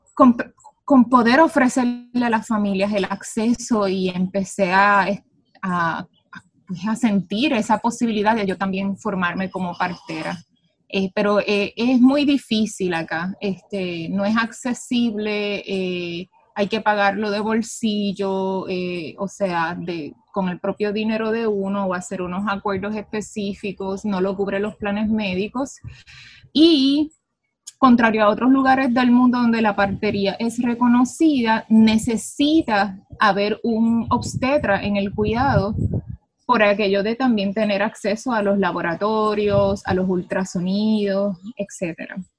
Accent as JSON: {"language": "Spanish", "country": "Puerto Rico", "tie": "born or raised there", "said": "yo nací y me crié aquí en Puerto Rico"}